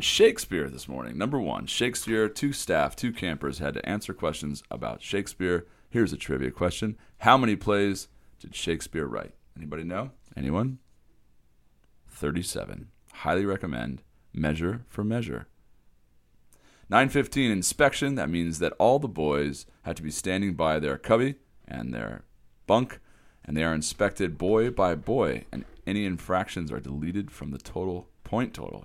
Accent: Eastern Washington, United States; moved away; also born or lived in Harvard, Idaho; I'm from Eastern Washington

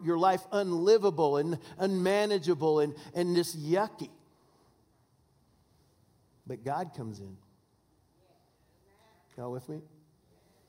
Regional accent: Washington, United States; I'm from Washington State

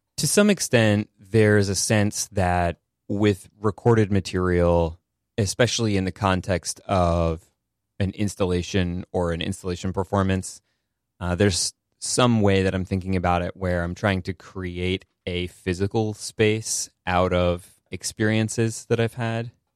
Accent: the Berkshires, Massachusetts, United States; Rural. Uh, I'm from the Berkshires in Massachusetts

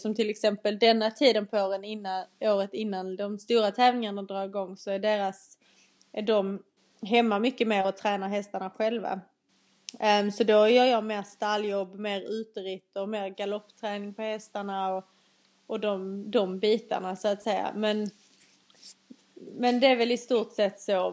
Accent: Skåne, Sweden; accent: Skåne dialect; moved away as an adult; now in England; Jag är en 21-årig eh, tjej från Skåneland som ni kanske redan har förstått på min dialekt

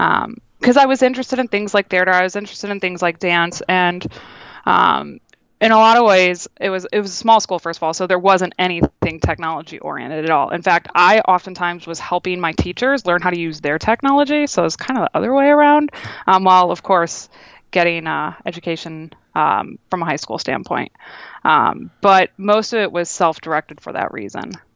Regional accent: Toledo, Ohio, United States; now in Boston, United States; I'm originally from Toledo, Ohio

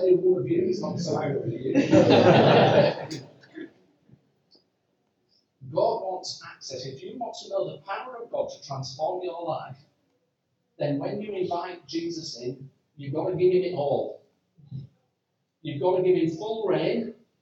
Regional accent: Yorkshire and the Humber, United Kingdom; I'm from Yorkshire

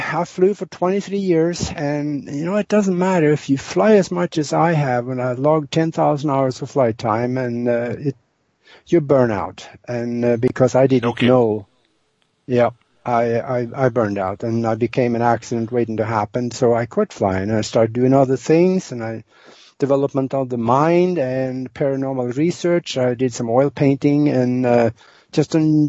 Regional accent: Norway; moved away as an adult; now in United States; I was born and raised in Northern Europe, in Norway, and born on a farm over there

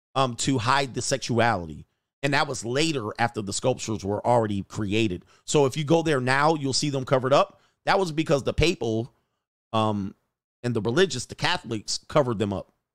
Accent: United States; we as an American culture

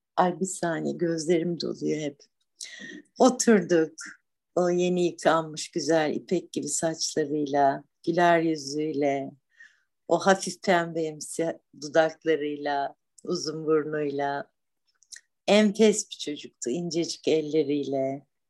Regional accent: Black Sea Region, Turkey; moved away as an adult; also born or lived in Istanbul; Ben buralıyım, buraların e, kadınıyım, buraların çocuğuydum

